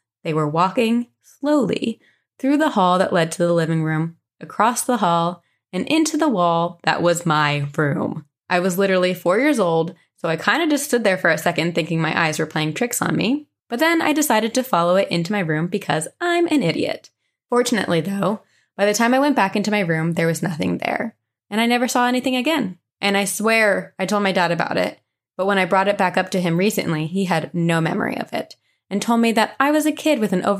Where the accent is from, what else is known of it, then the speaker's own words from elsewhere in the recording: Raleigh, North Carolina, United States; I'm from the Raleigh area in North Carolina and moved around the area a lot as I grew up.